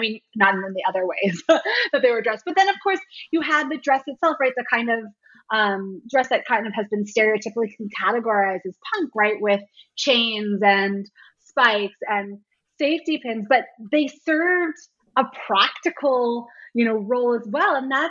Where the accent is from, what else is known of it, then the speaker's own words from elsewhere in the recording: Washington, District of Columbia, United States; I was a little too young for the hardcore scene here in DC. I grew up more on …, … later band